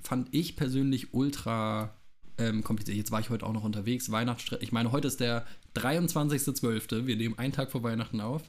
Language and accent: German; Wiesbaden, Hesse, Germany; ich komme aus Hessen ja, aus, aus Wiesbaden